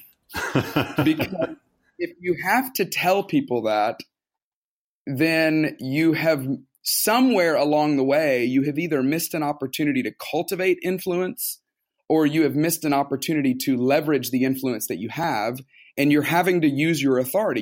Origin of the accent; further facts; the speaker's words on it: Tuscaloosa, Alabama, United States; moved away as an adult; now in Atlanta, United States; I grew up in Tuscaloosa, Alabama.